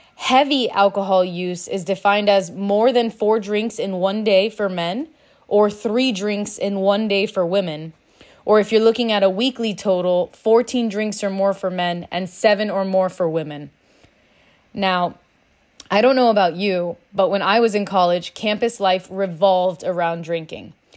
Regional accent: Miami, Florida, United States; Growing up in Miami, drinking is normal, it's expected.

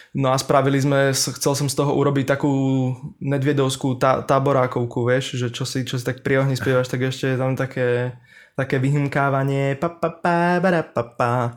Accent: Liptov, Orava, Žilina Region, Slovakia; moved away as an adult; now in Bratislava, Slovakia; som chlapec z, z Liptova, z Oravy

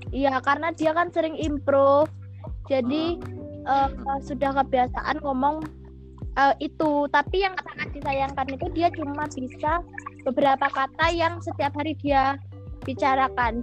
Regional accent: Bali, Indonesia; also born or lived in Bengkulu / Blitar; aku besar di Bali

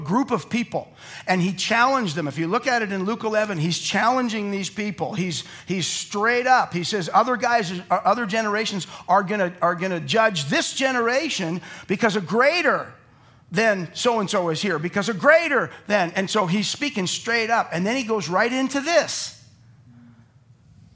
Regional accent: Calgary, Alberta, Canada; I grew up in Calgary, where everyone was white.

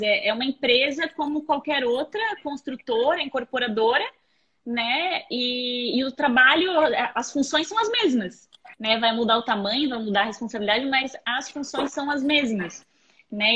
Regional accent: Blumenau, Santa Catarina, Brazil; moved away as an adult; also born or lived in Balneário Camboriú; now in Florianópolis, Brazil; eu nasci em Blumenau, né? Nasci em Blumenau e morei muitos anos lá. E a minha infância inteira

